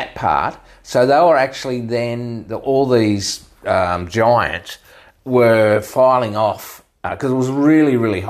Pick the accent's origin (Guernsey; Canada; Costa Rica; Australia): Australia; Queensland; We're from Queensland.